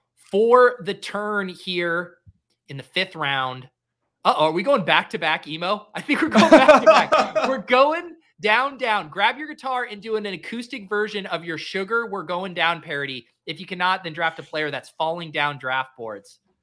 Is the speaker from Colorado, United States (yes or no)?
yes; Colorado, United States; moved away; also born or lived in Boston; I'm from Colorado. I feel like I don't have an accent